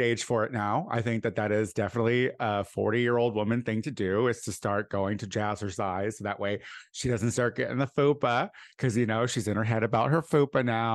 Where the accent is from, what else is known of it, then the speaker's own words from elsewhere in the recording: Clinton, Illinois, United States; moved away; the very house that I grew up